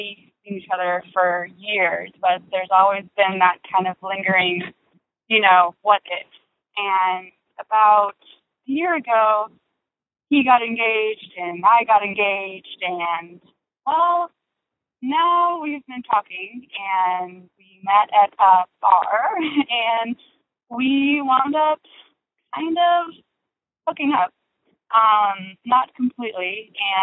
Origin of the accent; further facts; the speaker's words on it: California, United States; I am a 28-year-old straight woman, and I'm from California